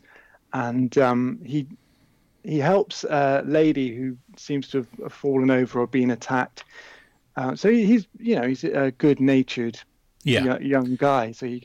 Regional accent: just outside Bristol, South West England, United Kingdom; I grew up just outside Bristol

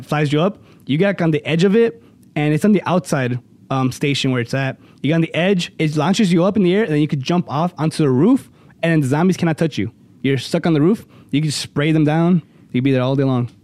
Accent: Cicero, Illinois, United States; a little, uh, pizza place by my hometown, Cicero

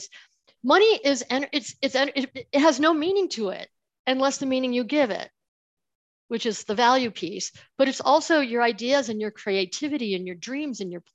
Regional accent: Buffalo, New York, United States; I grew up in Buffalo, New York, in that area, right near Niagara Falls.

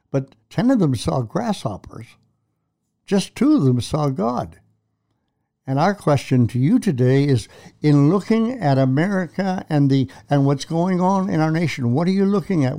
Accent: Canada; I'm a Canadian

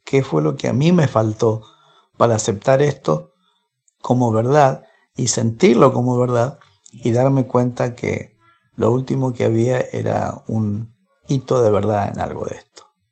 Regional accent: Argentina; also born or lived in Lima, Peru; nací eh, en Lima, Perú, me mudé a Argentina cuando tenía un año, me mudaron, soy argentino adoptivo.

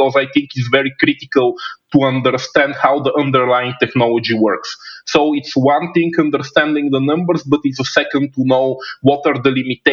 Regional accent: Bulgaria; also born or lived in China; my home country of Bulgaria

